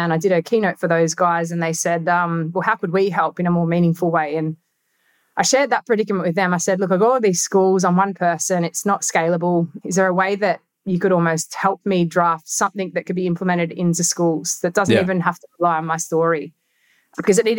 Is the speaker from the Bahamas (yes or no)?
no; Australia; I'm an Australian